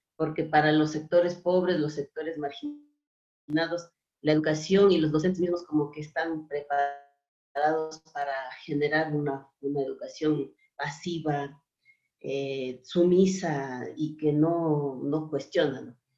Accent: Otavalo, Imbabura, Ecuador; yo soy de Imbabura, de Otavalo

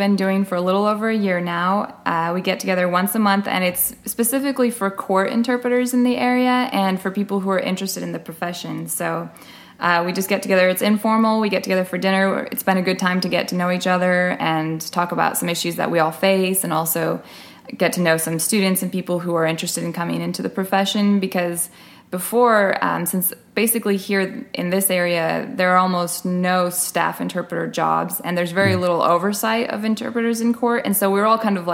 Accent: California, United States; moved away as an adult; also born or lived in Mexico; now in Texas, United States; I originally started in California, which is where I grew up on the West Coast.

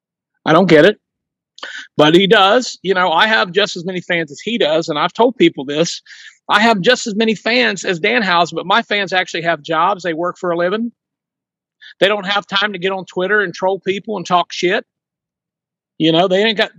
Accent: Ohio, United States; I'm from Ohio. I live in southeastern Ohio where us country people are educated

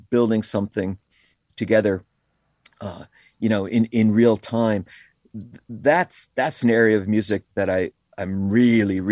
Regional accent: Connecticut, United States; moved away as an adult; also born or lived in Bronx, New York City / New York City / Woodstock; I was born in the Bronx, and I lived there for I went to public school there my kindergarten year and my first grade. And then we moved to Connecticut, where I grew up in Connecticut.

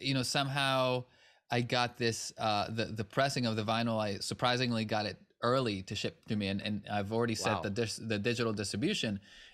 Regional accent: Israel; English is a second language; now in United States; I'm originally from Israel, and I had some modest success there when I was still very much a teenager. And had an opportunity to come to the U.S. as a musician

